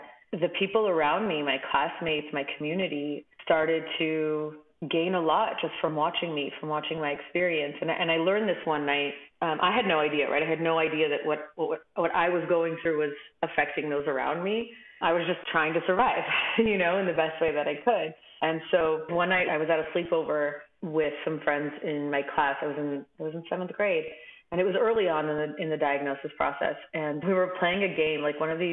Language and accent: English; Los Angeles, California, United States; I'm originally from Los Angeles